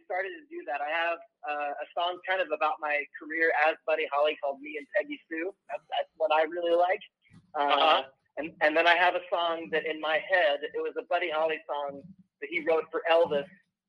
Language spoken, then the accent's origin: English; Ireland; I'm the Irish guy with the weird name.